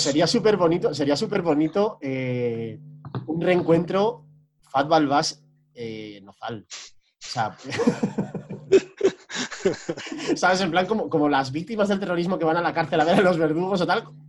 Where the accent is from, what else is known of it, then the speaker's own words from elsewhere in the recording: northern Spain, Spain; moved away; Yo, como norteño emigrado